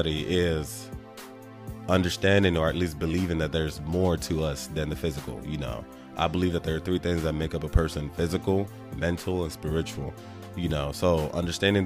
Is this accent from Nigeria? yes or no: yes; Nigeria; I was born and raised in Nigeria